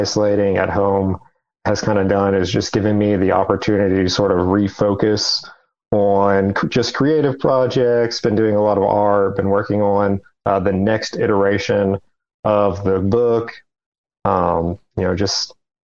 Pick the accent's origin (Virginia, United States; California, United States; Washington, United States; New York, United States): Virginia, United States; Pocahontas; I grew up in a tiny little town about a mile and a half from the West Virginia border called Pocahontas, Virginia